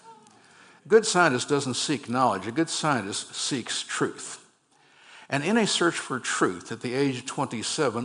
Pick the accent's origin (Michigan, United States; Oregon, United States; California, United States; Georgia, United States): California, United States; Berkeley; also born or lived in San Francisco, California; I grew up on the campus of the University of California, Berkeley